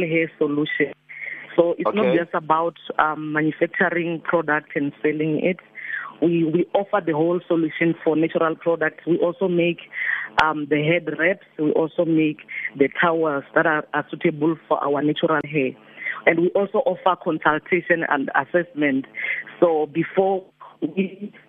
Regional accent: Limpopo, South Africa; also born or lived in Alberton, Johannesburg; now in Johannesburg, South Africa; I'm original from Limpopo

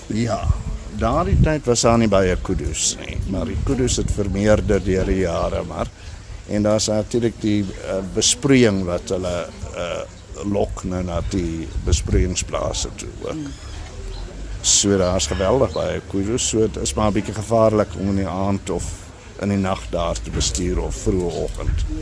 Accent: Prieska, Northern Cape, South Africa; moved away; ek is van Prieska, ja, daar gebore en daar groot geword en skool gegaan en alles.

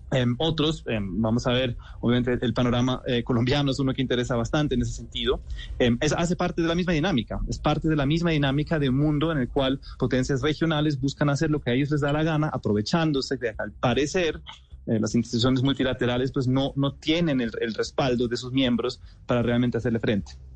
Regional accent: Germany; siendo alemán

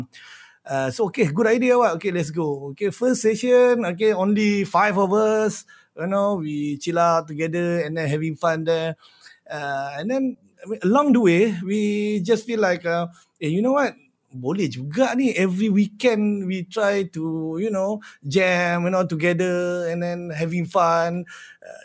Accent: Shah Alam, Selangor, Malaysia; I'm from Shah Alam

